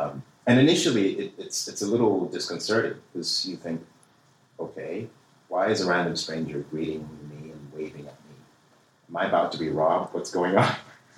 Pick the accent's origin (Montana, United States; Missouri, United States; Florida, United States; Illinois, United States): Missouri, United States; Kansas City; growing up in Kansas City, Missouri myself, I can attest to that.